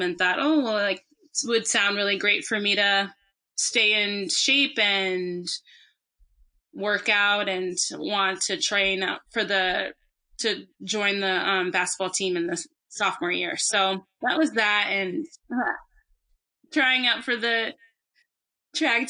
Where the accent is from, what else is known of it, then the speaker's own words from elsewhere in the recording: Boston, Massachusetts, United States; moved away as an adult; also born or lived in Illinois; I'm from Boston, Massachusetts